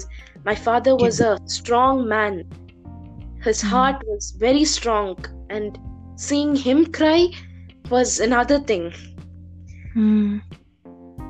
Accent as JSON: {"language": "English", "town": "Doha", "country": "Qatar", "tie": "born or raised there", "said": "I'm born and brought up in Doha, Qatar, born in 7th March 2005"}